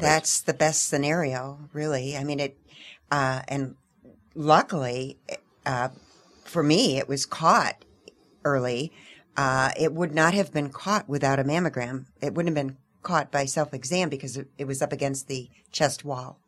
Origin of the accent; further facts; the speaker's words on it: Tucson, Arizona, United States; we're from Tucson, Arizona